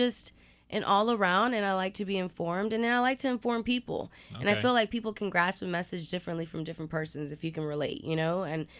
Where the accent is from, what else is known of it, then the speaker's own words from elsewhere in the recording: Houston, Texas, United States; also born or lived in Pasadena; I'm from Houston, born and raised... I was actually born in Pasadena, but raised in A-Leaf. So SWAT, shout out to SWAT. I am a product of Cook Road.